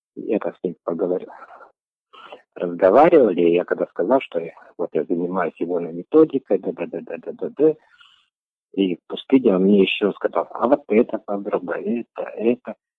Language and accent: Russian; Karkaraly District, Karaganda Region, Kazakhstan; now in Astana, Kazakhstan; Я родился в Каролинском районе, Карагандинская область